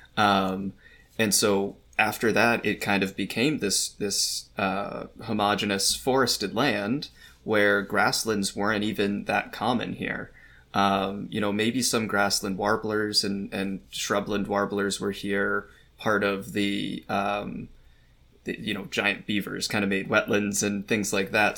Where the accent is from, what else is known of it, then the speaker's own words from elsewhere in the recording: New York, United States; moved away as an adult; also born or lived in Brisbane, Australia / northern Canada; now I'm back in New York where I'm studying kind of birds in my, my home state